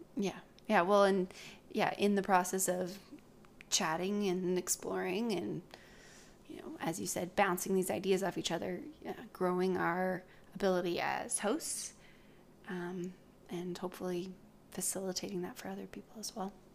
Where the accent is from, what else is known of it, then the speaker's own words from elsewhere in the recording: British Columbia, Canada; also born or lived in Oregon; I moved up to British Columbia when I was pretty young.